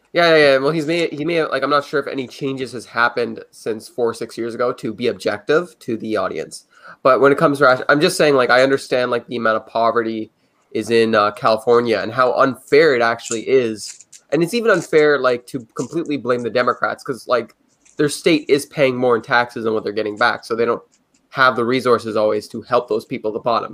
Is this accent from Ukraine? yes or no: no; Canada; I'm a Canadian